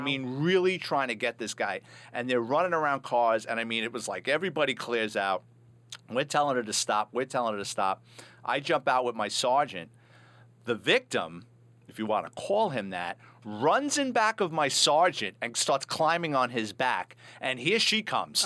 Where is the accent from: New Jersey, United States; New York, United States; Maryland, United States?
New York, United States; New York City; I'm a Bronx kid, born and raised in New York City